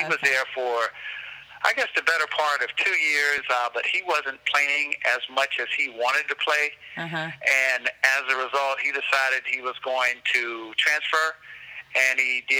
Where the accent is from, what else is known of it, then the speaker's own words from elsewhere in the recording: Lawton, Oklahoma, United States; I grew up mainly in Lawton, Oklahoma. My dad was a soldier who retired from the military after 22 years of service.